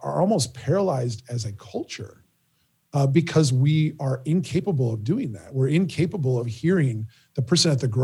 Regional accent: Minnesota, United States; growing up in Minnesota, growing up here

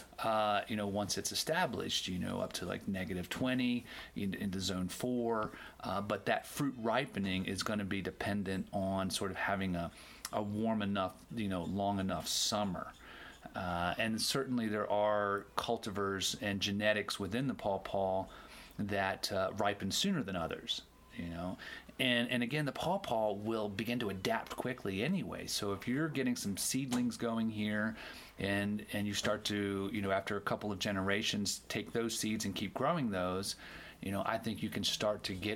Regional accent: Maryland, United States; also born or lived in the tropics; I'm from Maryland in the mid-Atlantic, and it grows wild everywhere there

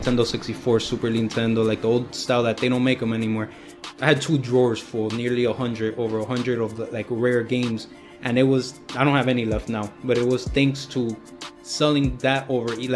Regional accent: United States; I'm American with Cuban blood.

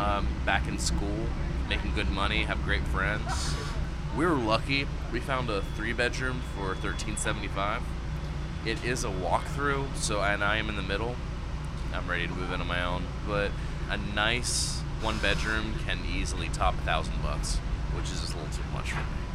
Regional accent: Atlanta, Georgia, United States; moved away as an adult; now in New Orleans, United States; I'm originally from Atlanta, Georgia. Moved here just over 2 years ago

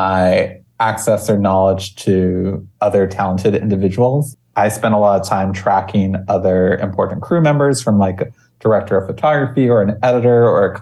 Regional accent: Maui, Hawaii, United States; growing up in Hawaii is such a unique experience

